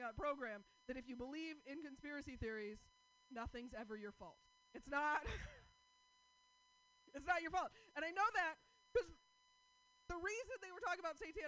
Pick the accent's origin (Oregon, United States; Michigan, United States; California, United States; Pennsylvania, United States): Oregon, United States; Portland; I'm from Portland.